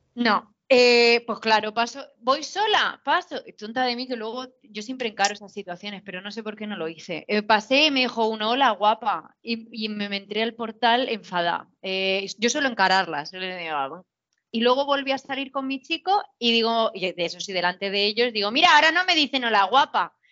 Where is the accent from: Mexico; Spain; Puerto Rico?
Spain; Region of Murcia